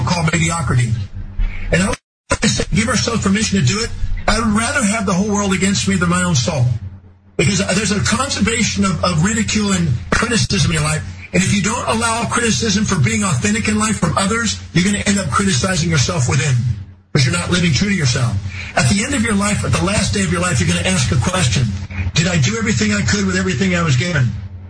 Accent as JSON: {"language": "English", "country": "United States", "tie": "born or raised there", "said": "I was born on Thanksgiving Day in America"}